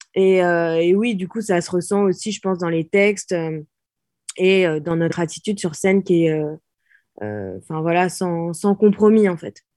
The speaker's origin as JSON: {"language": "French", "region": "Normandy", "country": "France", "said": "en tant que Normande"}